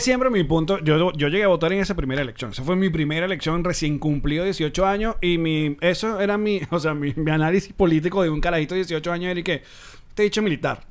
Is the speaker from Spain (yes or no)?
no; Maracay, Aragua, Venezuela; moved away; yo de chamo, cuando íbamos al a la casa portuguesa en Maracay